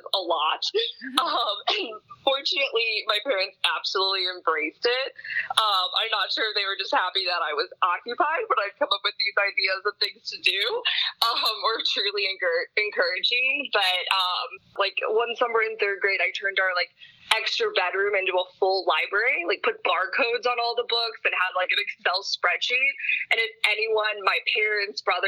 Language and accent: English; St. Louis, Missouri, United States; moved away; I grew up in St. Louis and lived there my entire childhood.